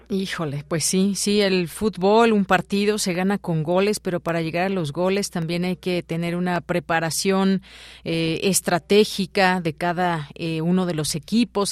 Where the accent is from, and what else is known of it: Mexico